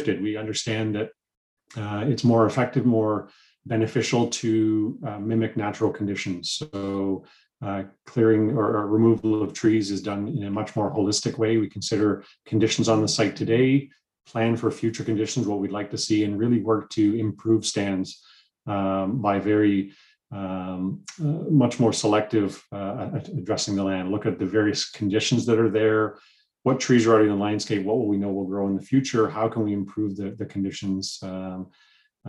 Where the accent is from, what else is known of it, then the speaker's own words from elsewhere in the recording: Toronto, Ontario, Canada; also born or lived in Essex County, Ontario; I grew up here in the Greater Toronto Area